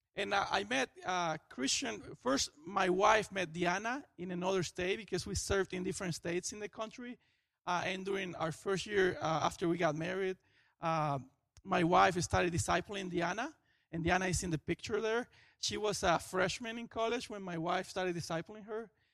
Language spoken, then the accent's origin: English; Venezuela; moved away as an adult; now in Florida, United States; I am from Venezuela.